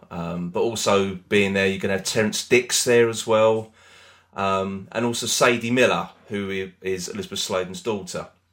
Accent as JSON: {"language": "English", "country": "United Kingdom", "said": "We're British"}